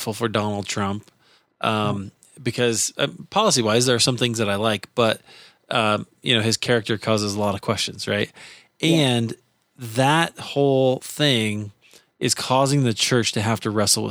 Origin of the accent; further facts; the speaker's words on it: United States; As an American